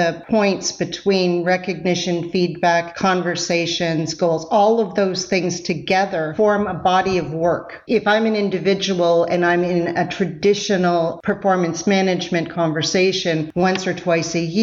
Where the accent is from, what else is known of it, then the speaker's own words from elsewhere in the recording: Canada; I'm Canadian. I say process sometimes.